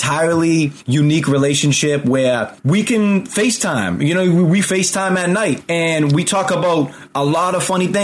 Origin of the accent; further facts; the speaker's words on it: just outside of Boston, Massachusetts, United States; I grew up just outside of Boston